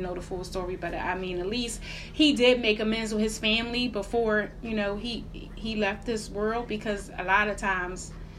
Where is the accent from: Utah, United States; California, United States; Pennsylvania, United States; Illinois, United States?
Pennsylvania, United States; Philadelphia; I'm from Philly